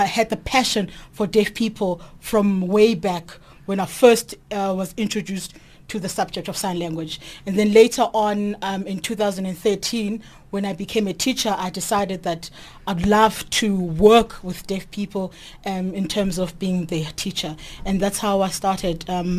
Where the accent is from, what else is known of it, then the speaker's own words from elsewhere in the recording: Naledi, South Africa; I'm from Naledi.